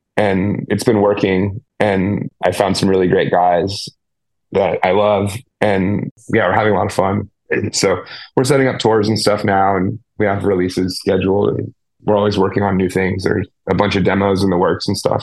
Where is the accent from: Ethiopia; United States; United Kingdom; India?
United States; Petaluma, California; my hometown. Like we had this place called the Phoenix Theater in Petaluma, California, in the Bay Area